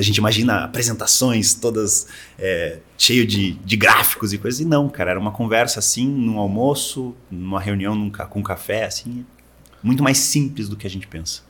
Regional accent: Curitiba, Paraná, Brazil; moved away as an adult; also born or lived in United States; now in Miami, United States; Eu sou de Curitiba, mas moro nos Estados Unidos desde 2008

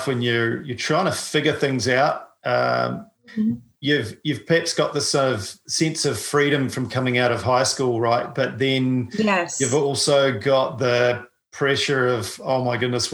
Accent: New Zealand; I'm a paraplegic from New Zealand

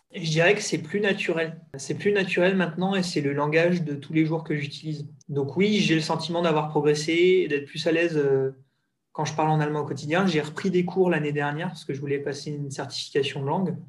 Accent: Alsace, Grand Est, France; moved away as an adult; also born or lived in United States / London / Switzerland / northern France; now in Düsseldorf, Germany; je viens d'Alsace. J'ai grandi euh, pas directement à la frontière, mais dans un village de 2000 habitants très sympa sur la route du vin

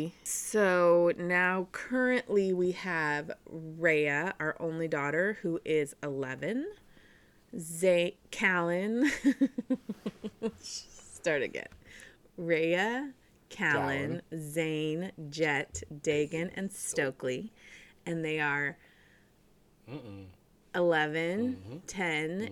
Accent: Southern California, United States; moved away as an adult; also born or lived in Michigan; we are back in Southern California in the house that my mom owned that I grew up

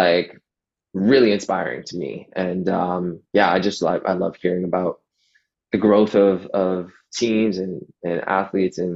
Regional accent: Toronto, Ontario, Canada; just like technically inside of Toronto, like right at the border where Toronto ends, like just before it ends, at Steeles, that's where I grew up

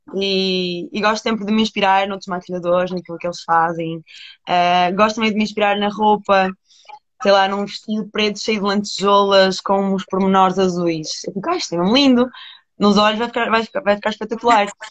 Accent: Porto, Norte, Portugal; Estou em Portugal, estou no Porto, isto é a minha terra.

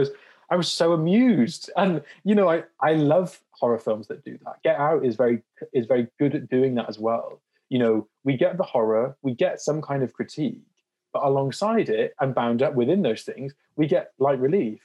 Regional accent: South Wales, United Kingdom; moved away as an adult; also born or lived in Durham / Liverpool; me going off to uni for the first time from South Wales

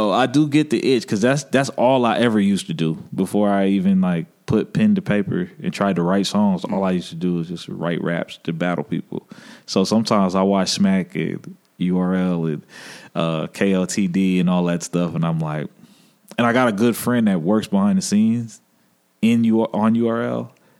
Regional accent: Fort Campbell, Kentucky, United States; born there; also born or lived in Arkansas; Well, my family is actually from rural Arkansas. Mm. So when I was a child, I was born in Fort Campbell, Kentucky, and pops was in the military. So, when he went back to Arkansas, I was there for a little bit.

